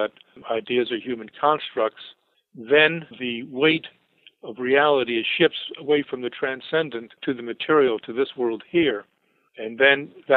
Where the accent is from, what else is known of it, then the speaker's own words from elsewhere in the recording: New Canaan, Connecticut, United States; moved away; very much wanted to get out of my hometown, which was New Canaan